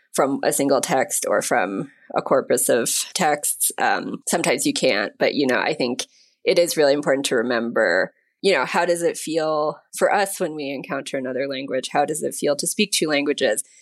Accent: United States; now in Mexico; My husband's Mexican, I'm American

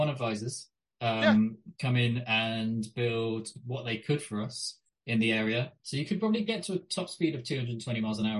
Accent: United Kingdom; I'm British, aren't I? I've watched British politicians since the 80s.

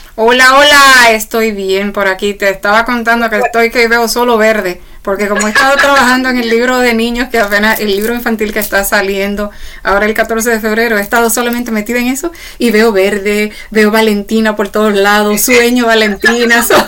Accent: Dominican Republic; nací me crié en República Dominicana

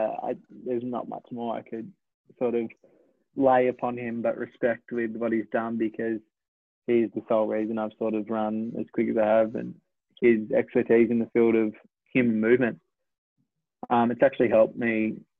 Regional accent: Australia

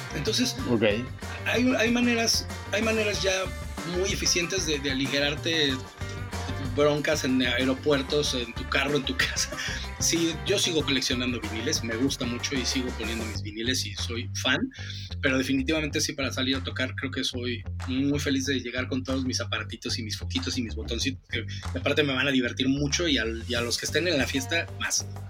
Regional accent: Mexico; moved away as an adult; also born or lived in England; soy el mexicano

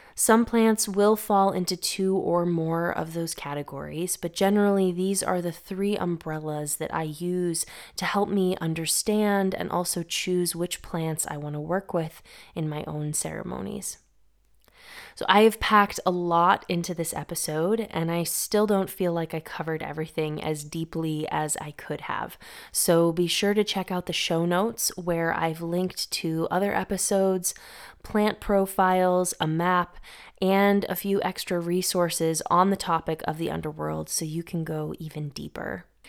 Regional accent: Massachusetts, United States; now in Greece; I grew up in Massachusetts, which is in the Northeast United States

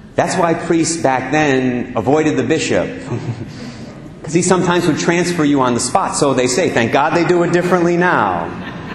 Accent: Barrington, Rhode Island, United States; in Barrington, my hometown

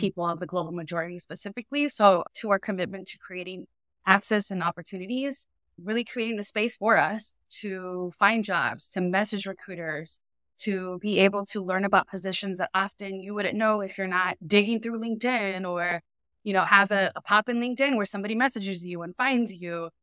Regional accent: Inglewood, California, United States; I grew up in Inglewood, California, which is a community right outside of the L

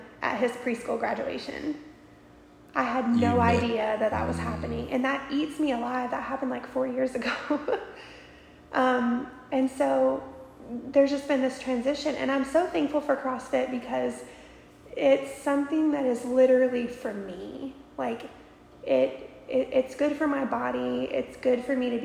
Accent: near Destin, Florida, United States; moved away as an adult; also born or lived in Alaska; I grew up in Florida

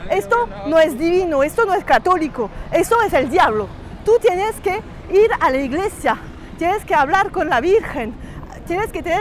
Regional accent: Cuba; Busco algo para entender la experiencia de mi niñez con mi mamá en Cuba, pero no quiero ir a Cuba porque es más fácil.

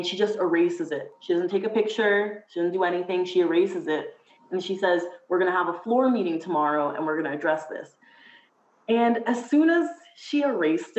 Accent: Mississauga, Ontario, Canada; I'm from Mississauga, so in the GTA

